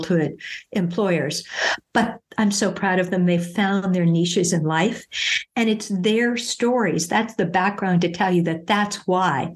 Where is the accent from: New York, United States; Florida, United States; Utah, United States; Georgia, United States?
New York, United States; New York City; moved away; I'm originally from New York City